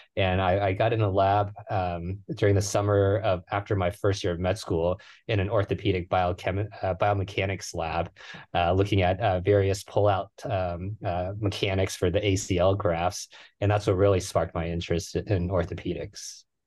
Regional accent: Houston, Texas, United States; moved away as an adult; now in San Francisco, United States; I grew up in, in Houston. That's my hometown

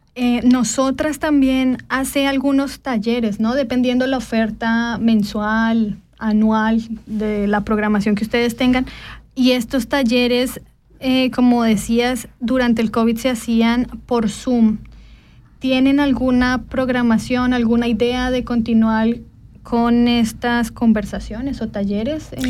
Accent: Colombia; now in Switzerland; soy colombiana y que también pasé por este proceso de integración

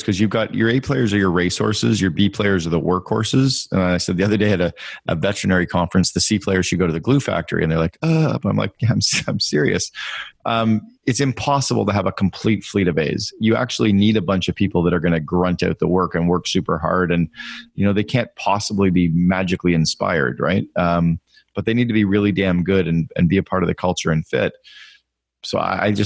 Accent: Northern Ontario, Canada; I grew up in Northern Ontario in Canada

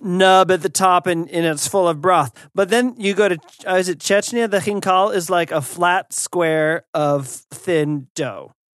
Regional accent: United States; as an American

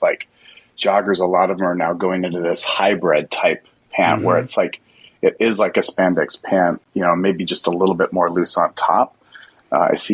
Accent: Utah, United States; I grew up actually in Utah where there's lots of amazing, big, huge mountains

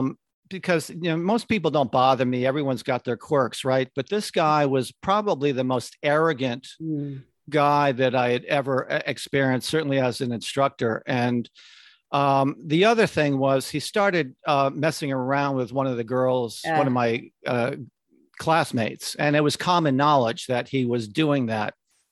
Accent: Connecticut, United States; I grew up in Connecticut and transferred to Syracuse University because they had a great advertising program.

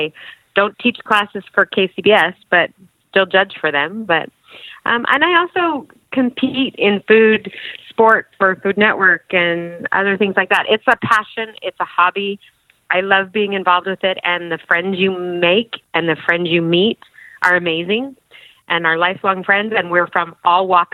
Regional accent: West Haven, Utah, United States; I'm from Utah, north of Salt Lake City in a small place called West Haven.

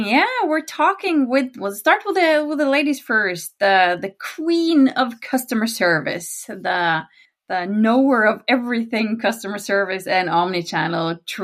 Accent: Norway; accent: Norwegian; first language Norwegian; English is a second language; So my native language is Norwegian.

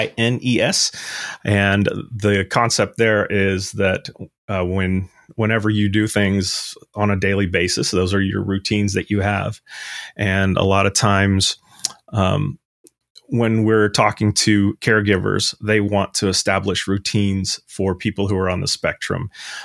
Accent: Louisville, Kentucky, United States; I am from Louisville, Kentucky. And after graduating from the University of Kentucky in Lexington, I actually started out with a Y2K consulting company.

